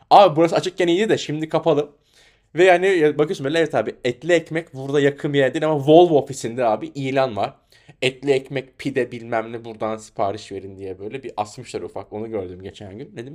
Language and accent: Turkish; Anatolia, Turkey; Türk oğlu Türk'üm bir Anadolu çomarıyım diye böyle dolaşıyorum.